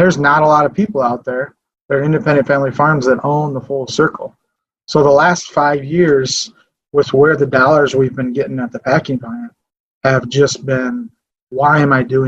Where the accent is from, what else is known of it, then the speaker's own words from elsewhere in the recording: Fairmont, Minnesota, United States; I grew up here in Martin County, Fairmont. Grew up here, went to school here.